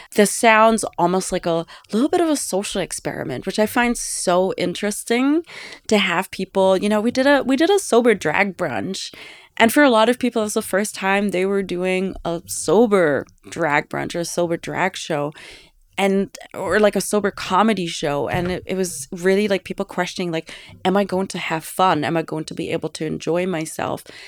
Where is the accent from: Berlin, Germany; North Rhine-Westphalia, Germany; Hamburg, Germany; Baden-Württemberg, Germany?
Baden-Württemberg, Germany; Ravensburg; born or raised there; now in New York, United States